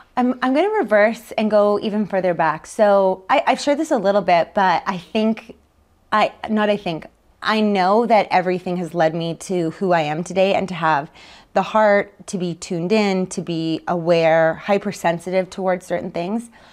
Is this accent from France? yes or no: no; Winnipeg, Manitoba, Canada; moved away as an adult; also born or lived in Calgary; born and raised in Winnipeg, Manitoba, just outside